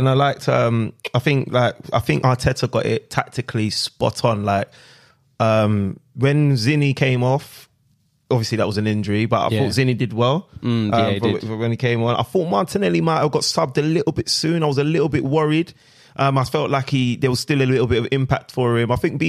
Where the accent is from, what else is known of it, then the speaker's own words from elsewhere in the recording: Nigeria; This has got nothing to do with being Nigerian, but big up Nigeria as well.